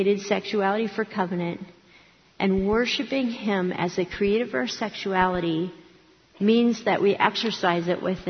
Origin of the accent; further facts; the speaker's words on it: Akron, Ohio, United States; I grew up in Akron, Ohio, not far from Cleveland.